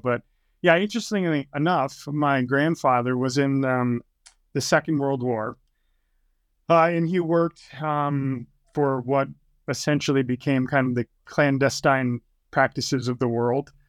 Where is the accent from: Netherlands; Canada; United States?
United States; New Hampshire; moved away as an adult; also born or lived in Utah; I was born and raised in New Hampshire